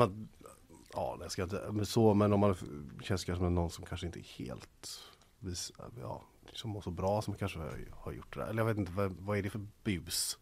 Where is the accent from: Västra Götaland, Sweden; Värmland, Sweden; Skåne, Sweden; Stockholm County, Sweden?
Västra Götaland, Sweden; Gothenburg; som göteborgare